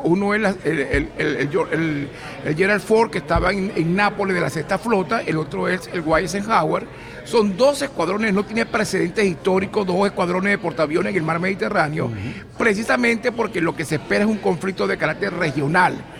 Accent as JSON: {"language": "Spanish", "country": "Venezuela", "moved": "yes", "lives_now": "United States", "said": "somos venezolanos"}